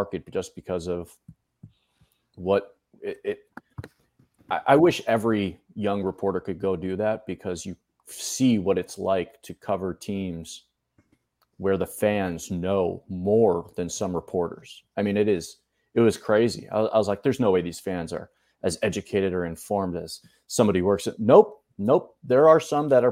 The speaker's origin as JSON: {"language": "English", "area": "outside of Boston", "region": "Massachusetts", "country": "United States", "tie": "born or raised there", "also_born_or_lived": "Columbia, Missouri / Buffalo, New York", "moved": "as an adult", "lives_now": "Dallas, United States", "said": "Spent first 18 years of my life growing up outside of Boston"}